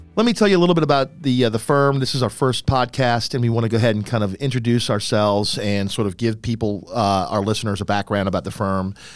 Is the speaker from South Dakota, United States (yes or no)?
no; New Orleans, Louisiana, United States; I am a New Orleans native. I was born and raised in New Orleans